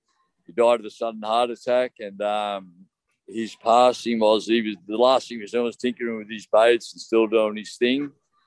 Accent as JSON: {"language": "English", "town": "Sydney", "region": "New South Wales", "country": "Australia", "tie": "born or raised there", "said": "I was born in Coogee, born and bred in Coogee Beach."}